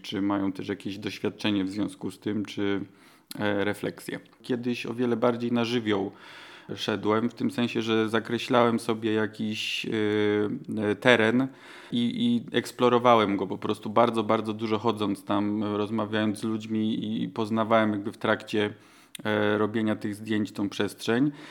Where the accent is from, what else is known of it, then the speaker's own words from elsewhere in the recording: Silesian Voivodeship, Poland; mieszkałem, urodziłem się na Górnym Śląsku, potem chwilę mnie nie było w okresie studiów i, i, pierwszych prac związanych z fotografią i w 2010 roku wróciłem